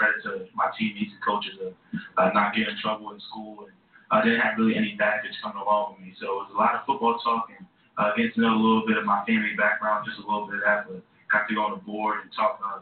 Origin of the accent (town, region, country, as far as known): Pennsylvania, United States; born or raised there; also born or lived in Bronx, New York